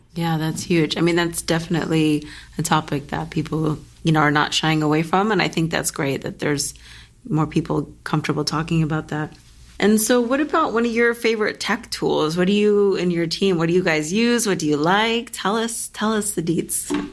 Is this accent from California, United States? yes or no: yes; Los Angeles, California, United States; I'm born and raised in L A as well